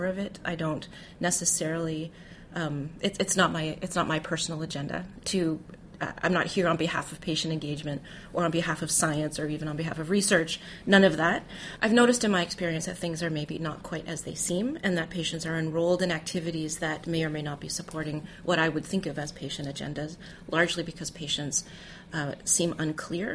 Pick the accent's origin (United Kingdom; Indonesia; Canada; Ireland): Canada; also born or lived in Toronto, Canada; I'm Canadian, and that's how we refer to it in Canada